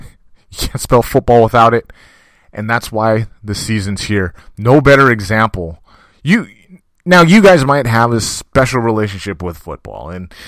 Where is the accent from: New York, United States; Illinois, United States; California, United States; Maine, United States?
California, United States; I was raised here in California, but my entire family, going back generations, was raised in Jamaica.